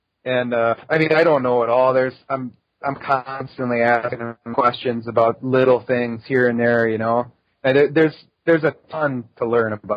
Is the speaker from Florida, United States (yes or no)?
no; Wisconsin, United States; I love Wisconsin. It's home.